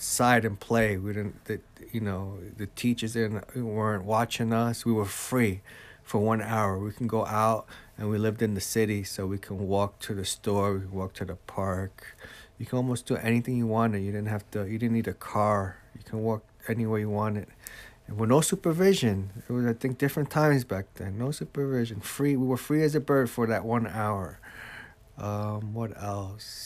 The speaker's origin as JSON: {"language": "English", "town": "Jersey City", "region": "New Jersey", "country": "United States", "tie": "born or raised there", "moved": "yes", "lives_now": "Egg Harbor Township, United States", "said": "I grew up in Jersey City, New Jersey."}